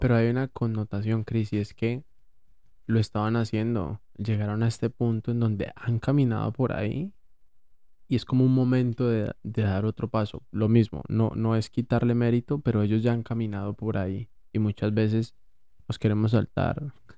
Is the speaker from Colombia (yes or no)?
yes; Colombia